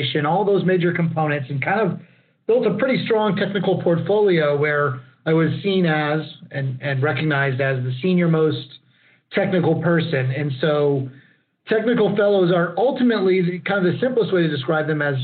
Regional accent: Lockhart, Texas, United States; also born or lived in Austin, Texas; I actually grew up and graduated from Lockhart High School

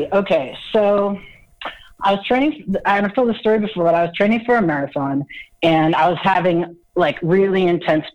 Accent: Utah, United States; I'm from Utah

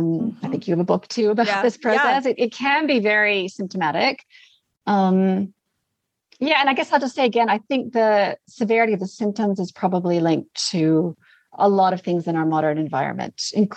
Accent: Canada; also born or lived in Australia / New Zealand; I'm currently in Canada. I'm Canadian, but I've been down under for a long, long time.

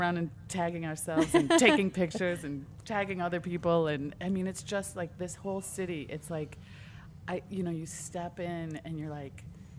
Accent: Michigan, United States; also born or lived in New Orleans; now in Los Angeles, United States; I moved away from the city and moved to Los Angeles. I'm from Michigan originally, and I moved to Los Angeles not knowing what I was going

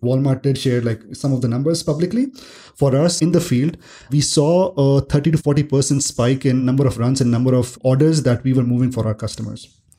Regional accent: Delhi, India; I grew up in Delhi, India

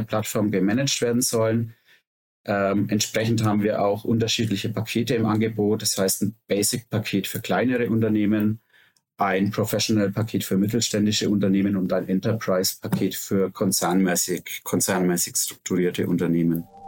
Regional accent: Nuremberg, Bavaria, Germany; Wir kommen alle aus Nürnberg

